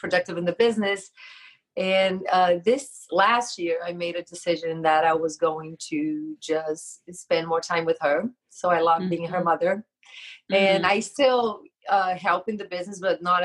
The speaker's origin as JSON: {"language": "English", "country": "Brazil", "moved": "as an adult", "said": "I'm from Brazil. So I used to have a school in Brazil. And when we met, after a couple of years, I moved here."}